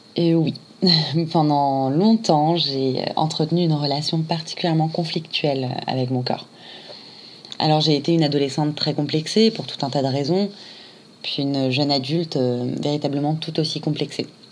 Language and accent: French; Réunion; now in Paris, France; je suis originaire de l'île de la Réunion et je suis aujourd'hui euh, à Paris